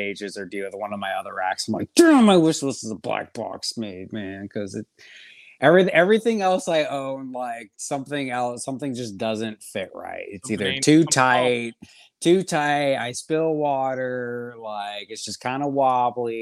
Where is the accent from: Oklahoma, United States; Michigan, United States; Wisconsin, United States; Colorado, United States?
Wisconsin, United States; I'm from Wisconsin